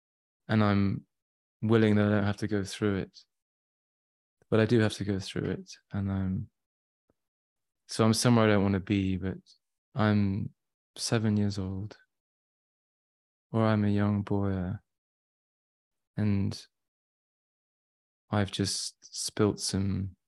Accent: Shrewsbury, West Midlands, United Kingdom; born there; I was born in Shropshire, Shrewsbury, and then, which is in the middle of England, sort of on the west side.

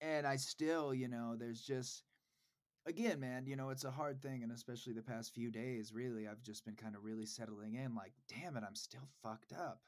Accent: Des Moines, Iowa, United States; I grew up in Des Moines, Iowa.

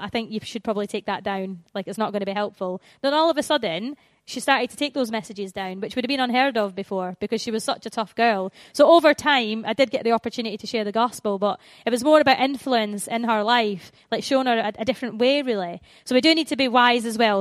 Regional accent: Scotland, United Kingdom; moved away as an adult; now in England, United Kingdom; I'm from the Promised Land, which is Scotland

